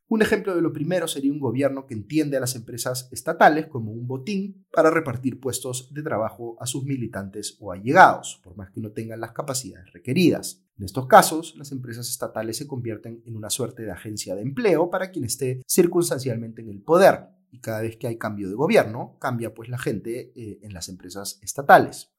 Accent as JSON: {"language": "Spanish", "country": "Peru"}